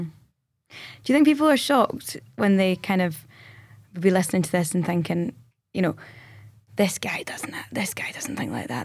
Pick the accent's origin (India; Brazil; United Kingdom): United Kingdom; Scotland; we're Scottish.